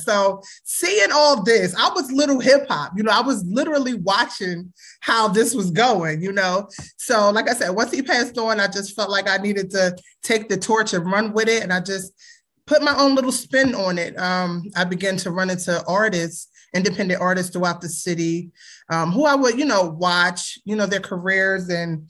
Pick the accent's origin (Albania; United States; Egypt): United States; Philadelphia, Pennsylvania; Growing up in Philly? Wow. I was born in the 80s.